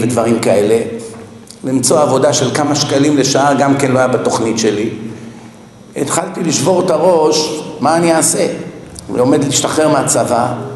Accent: Israel; אני ישראלי, אני גדלתי פה

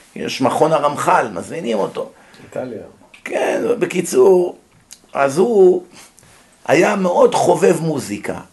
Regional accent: Israel; born or raised there; moved away as an adult; also born or lived in United States

